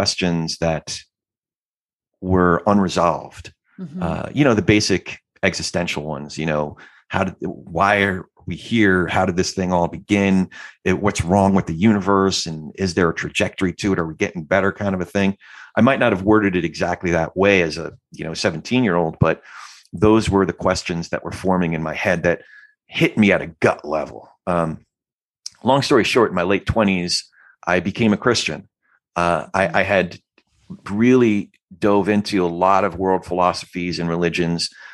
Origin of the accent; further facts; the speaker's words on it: Freehold, New Jersey, United States; also born or lived in New York / Brooklyn (family); Freehold, New Jersey and the surrounding area. That's my hometown.